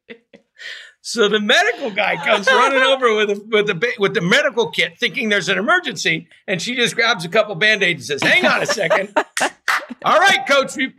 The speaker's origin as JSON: {"language": "English", "town": "Ferndale", "region": "California", "country": "United States", "tie": "born or raised there", "said": "I was raised in a little town in Northern California"}